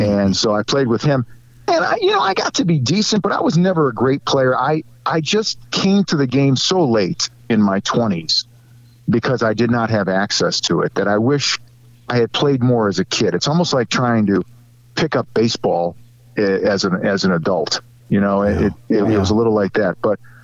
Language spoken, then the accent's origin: English; Cleveland, Ohio, United States; I grew up in in Cleveland my entire life